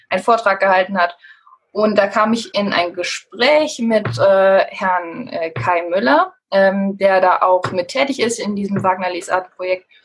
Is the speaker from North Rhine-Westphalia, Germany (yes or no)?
yes; Cologne, North Rhine-Westphalia, Germany; Ja, ähm, also ich komme aus Köln, also bin auch in Köln geboren.